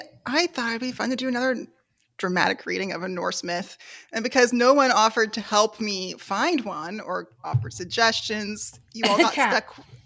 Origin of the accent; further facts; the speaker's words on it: Indiana, United States; I'm come from Indiana.